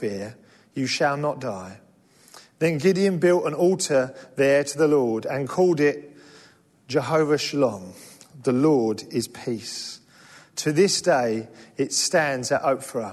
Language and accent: English; England, United Kingdom; now in London, United Kingdom; we're English